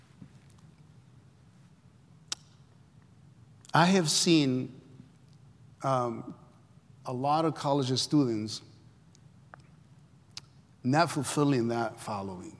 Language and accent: English; El Salvador; moved away as an adult; I come from Central America, El Salvador. I came when I was 20 years old.